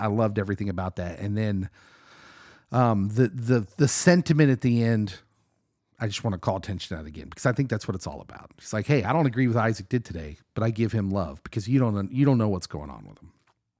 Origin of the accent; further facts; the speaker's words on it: Lawrence, Kansas, United States; I grew up in Lawrence, loving KU basketball.